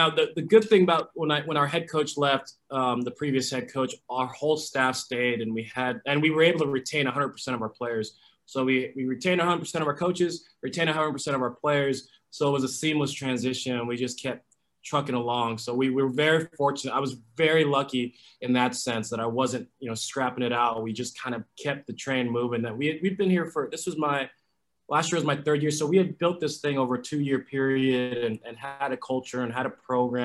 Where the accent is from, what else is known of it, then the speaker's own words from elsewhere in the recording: Los Angeles, California, United States; moved away as an adult; also born or lived in New York City / North Carolina; I was born and raised in Los Angeles